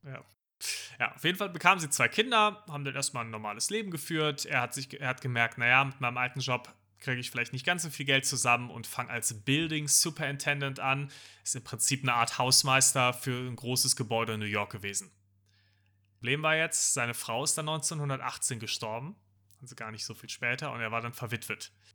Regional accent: Germany; als Deutscher

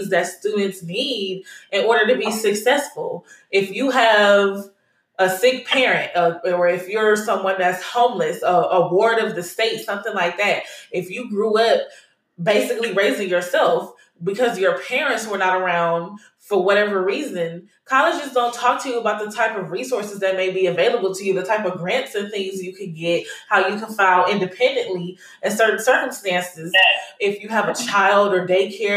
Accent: Las Vegas, Nevada, United States; moved away as an adult; also born or lived in Cleveland, Ohio; now in Houston, United States

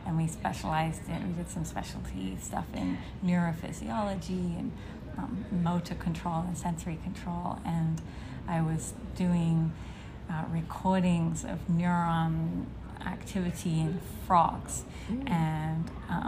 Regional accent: London, United Kingdom; moved away as an adult; also born or lived in Cambridge, England / Oxford, England; now in Boston, United States; I am from England originally. I was born in London

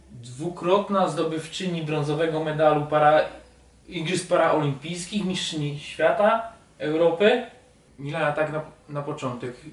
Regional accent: Silesian Voivodeship, Poland; moved away; ja jeżdżę na śląskich rejestracjach, tam skąd pochodzę

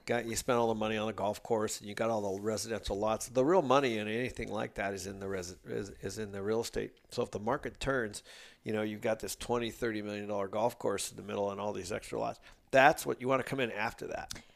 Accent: Seattle, Washington, United States; I grew up in Seattle

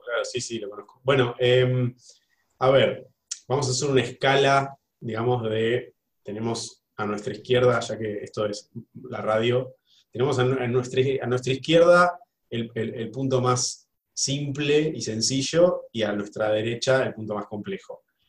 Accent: Argentina; como decimos los argentinos

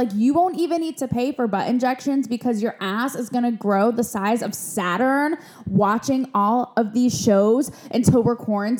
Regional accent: Connecticut, United States; I grew up in Connecticut. So like, it was cute. It was posh, but like nowhere near Calabasas.

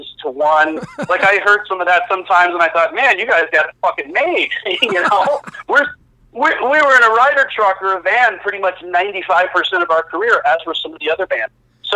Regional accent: Oshkosh, Wisconsin, United States; my hometown of Oshkosh, Wisconsin

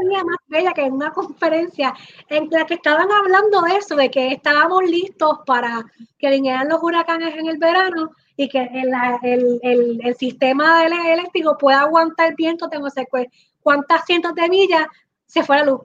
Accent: Puerto Rico; somos como cuatro puertorriqueños

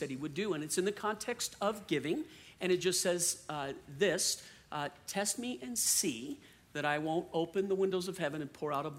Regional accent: New Orleans, Louisiana, United States; moved away; I'm from New Orleans originally

